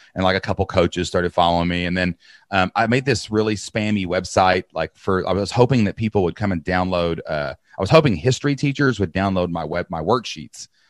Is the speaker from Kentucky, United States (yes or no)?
yes; Kentucky, United States; I'm from Kentucky